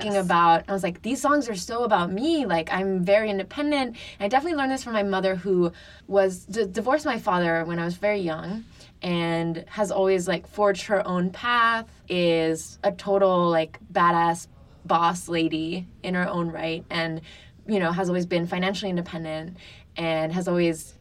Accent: Paris, Île-de-France, France; now in Brooklyn, United States; I grew up in France with my mom in Paris.

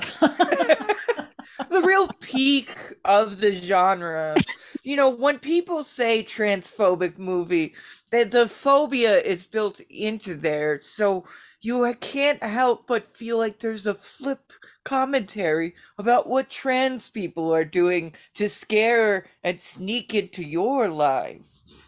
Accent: Baltimore, Maryland, United States; I'm from Baltimore

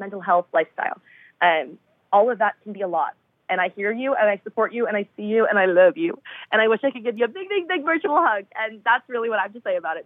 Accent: Boston, Massachusetts, United States; moved away as an adult; now in Nashville, United States; my hometown

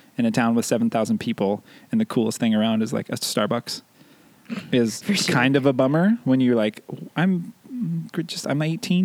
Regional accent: Escalon, California, United States; moved away; I grew up not too far, actually, from where Chris grew up. I grew up in a town called Escalon, which is about 10 minutes from Modesto. And hopefully most people are familiar with Modesto, but essentially it's like Central Valley, California.

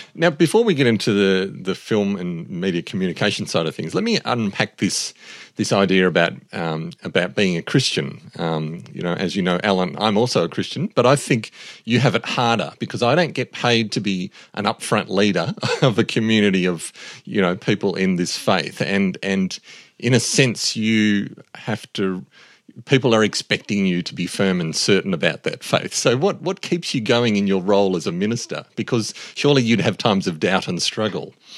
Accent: Australia; As an Australian

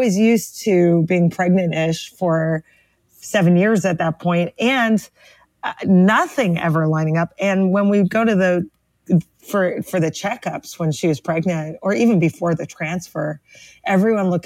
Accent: Toronto, Ontario, Canada; now in Brooklyn, United States; We are both from Toronto, Canada originally, but we both live in the tri-state area for some reason. So I live in Brooklyn, New York

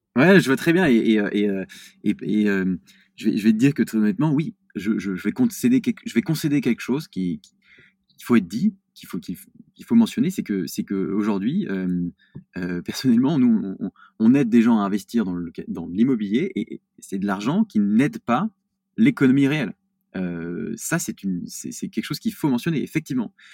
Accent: Lyon, Auvergne-Rhône-Alpes, France; je suis, lyonnais

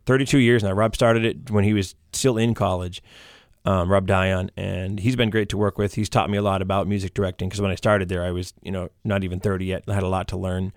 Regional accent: Maine, United States; now in Derry, United States; growing up in Maine

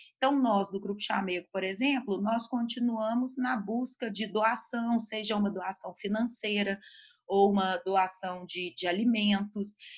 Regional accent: Belo Horizonte, Minas Gerais, Brazil; Eu sou aqui de Belo Horizonte

